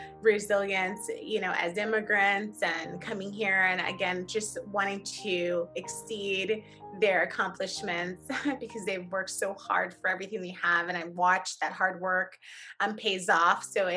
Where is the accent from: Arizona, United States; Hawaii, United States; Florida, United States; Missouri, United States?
Florida, United States; Miami; growing up in Miami, again, my parents, immigrants from Haiti.